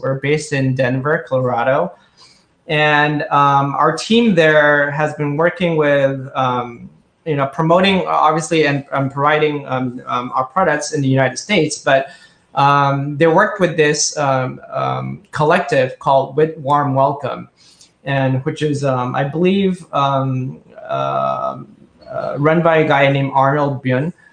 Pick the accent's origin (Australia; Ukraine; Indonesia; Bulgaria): Indonesia; now in Tokyo, Japan; I grew up in Indonesia, and this was 30 years ago